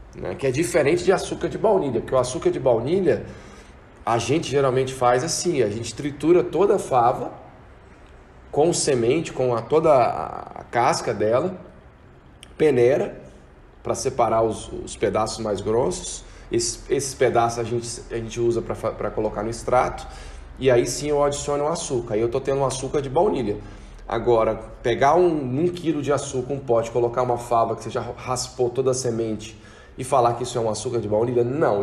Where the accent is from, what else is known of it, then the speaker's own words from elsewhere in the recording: Brazil; como brasileiro